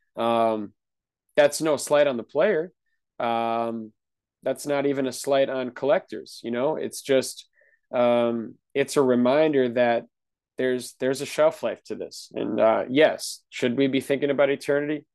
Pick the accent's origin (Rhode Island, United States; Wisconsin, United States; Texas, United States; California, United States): Wisconsin, United States; I'm from Wisconsin